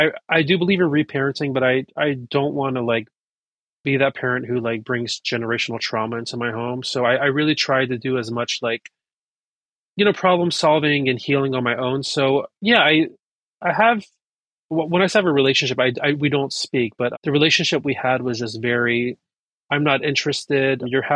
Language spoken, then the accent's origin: English; North Carolina, United States; now in New York City, United States; My partner is American and I grew up in North Carolina. So I'm like a Persian redneck